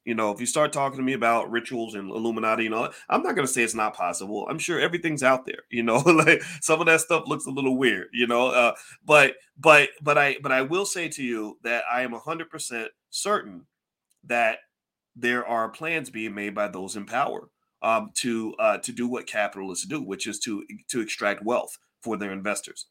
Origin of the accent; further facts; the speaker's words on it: Louisville, Kentucky, United States; Louisville, Kentucky, Kentucky is where I'm from